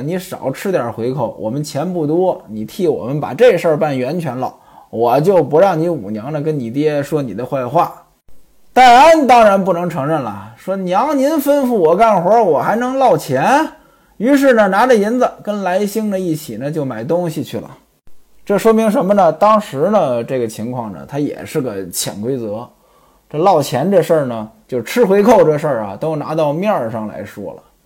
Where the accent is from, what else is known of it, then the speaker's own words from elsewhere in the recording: Beijing-Tianjin area, China; 我老家呢，在这个京津一带